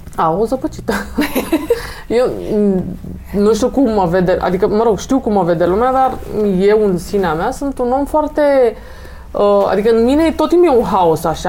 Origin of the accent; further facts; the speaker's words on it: Romania; sunt din România